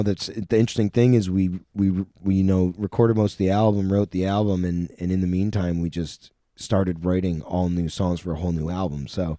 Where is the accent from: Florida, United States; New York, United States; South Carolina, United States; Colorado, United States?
New York, United States; Sackets Harbor; It's a place in my hometown, which was the comedy club, but it's an awesome old theater.